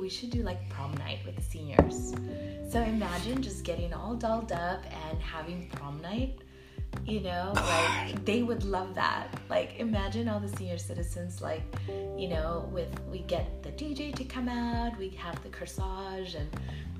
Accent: Paramount, California, United States; also born or lived in Palm Springs, California; I moved here when I was 10. So I grew up in the Paramount area

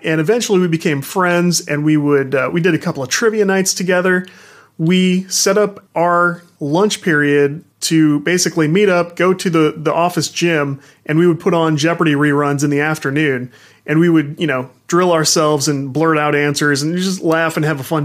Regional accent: St. Louis, Missouri, United States; I am from the St. Louis region

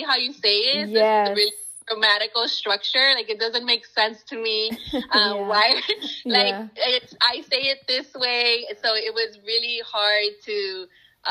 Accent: United States; first language Spanish; English is a second language; I am a child of Mexican immigrants. I am first generation American here. And growing up, I you know, Spanish was my first language

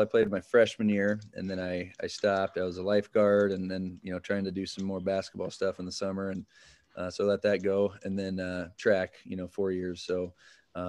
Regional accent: Winterset, Iowa, United States; born and raised in Winterset. I mean, lived here a majority of my life, other than the college days

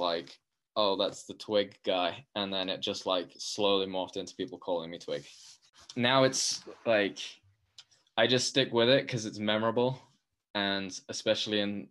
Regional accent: London, United Kingdom; I grew up skateboarding in London and only skiing on family holidays until I was 19.

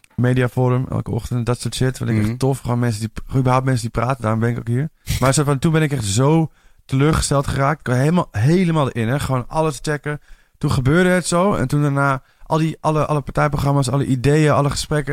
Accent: Amersfoort, Utrecht, Netherlands; moved away; Ik kom uit Amersfoort oorspronkelijk

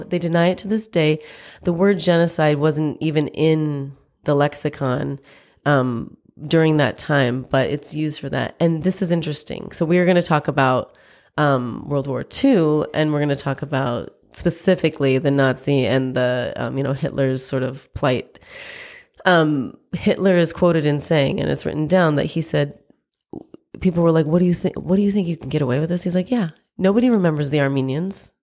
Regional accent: United States; I'm American, I was born here

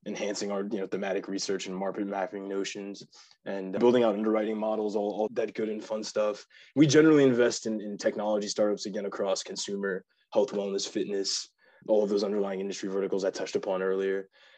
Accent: Virginia, United States; also born or lived in North Carolina; We bounced around every 2 to 4 years, but spent most of my time growing up in Virginia and North Carolina. Graduated from Chantilly High School in Northern Virginia before attending Penn

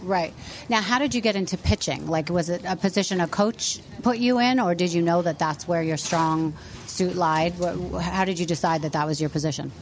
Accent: New York, United States; Growing up in New York, I feel like I've been watching Dwight Gooden my whole life.

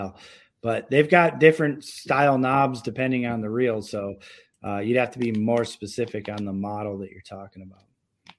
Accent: Syracuse, New York, United States; now in Minnesota, United States; I grew up in Syracuse, New York

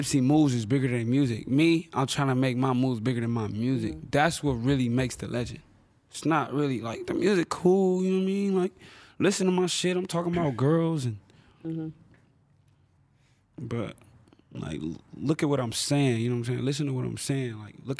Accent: Compton, California, United States; Yeah, I'm not from the district. I'm from South Central Compton. Like, I'm from like a lot of places.

